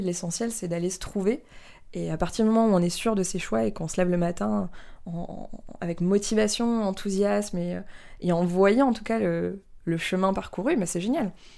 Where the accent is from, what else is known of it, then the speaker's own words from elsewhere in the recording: near Strasbourg, Alsace, Grand Est, France; moved away; also born or lived in Paris; J'ai grandi près de Strasbourg, à la campagne, dans une petite famille